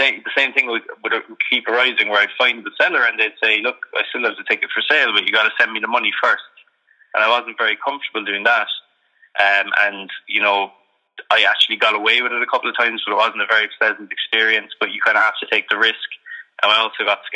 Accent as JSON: {"language": "English", "town": "Cork", "region": "Munster", "country": "Ireland", "tie": "born or raised there", "said": "I grew up in Cork in Ireland"}